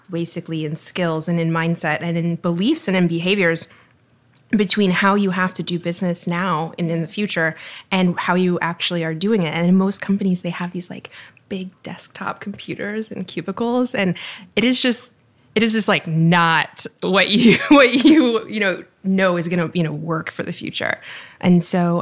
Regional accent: Texas, United States; moved away as an adult; now in Miami, United States; I'm from Texas, but Miami has been my home since I started law school here in 2007

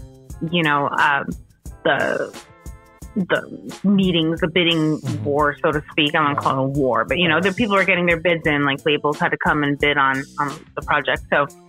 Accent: New Jersey, United States; also born or lived in Paterson, New Jersey; I was growing up in New Jersey and, you know, my whole family is from Patterson, which is a big city in northern New Jersey.

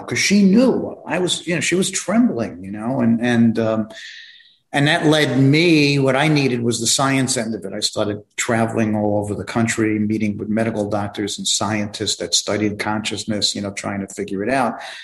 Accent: New York City, New York, United States; moved away as an adult; also born or lived in Long Island, New York; now in Florida, United States; I grew up in New York, um, in Brooklyn, New York

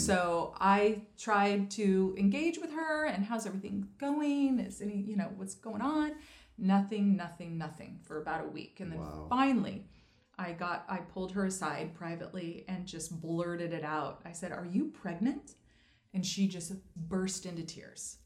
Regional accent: Idaho, United States; also born or lived in Maui; I'm from Idaho, so I'm a bit outdoorsy girl.

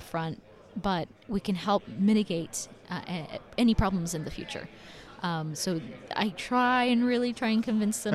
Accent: El Paso, Texas, United States; So growing up in El Paso, I saw a lot of family members and friends who couldn't afford to go and see a dentist

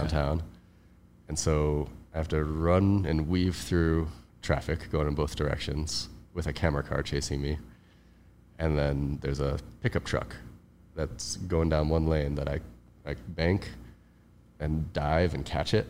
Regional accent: Cleveland, Ohio, United States; moved away as an adult; also born or lived in Hawaii; now in Los Angeles, United States; I grew up in Cleveland

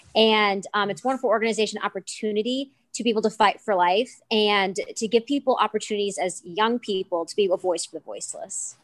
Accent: Minnesota, United States; I'm from Minnesota, and I go to school at the University of Northwestern in Saint Paul, Minnesota

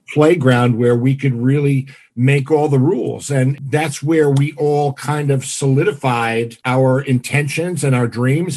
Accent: Massapequa, New York, United States; this is my hometown

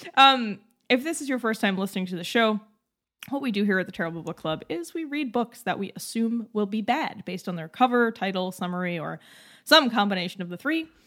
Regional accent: Massachusetts, United States; growing up in Massachusetts my entire life

